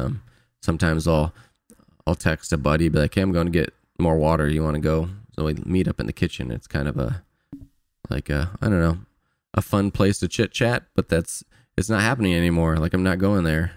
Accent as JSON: {"language": "English", "town": "Fort Wayne", "region": "Indiana", "country": "United States", "tie": "born or raised there", "moved": "as an adult", "lives_now": "California, United States", "said": "back to Fort Wayne, my hometown"}